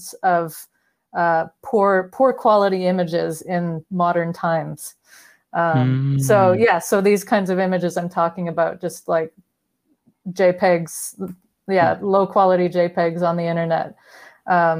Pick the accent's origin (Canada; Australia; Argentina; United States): Canada; Vancouver, British Columbia; at the time I was living in my hometown, which is Vancouver